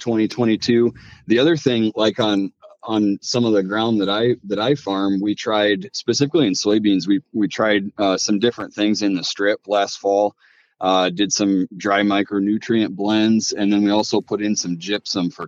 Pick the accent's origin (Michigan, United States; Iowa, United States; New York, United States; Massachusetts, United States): Iowa, United States; Mason City; I'm from North Central Iowa, kind of the Mason City, Manly, Kensett area. Grew up on the family farm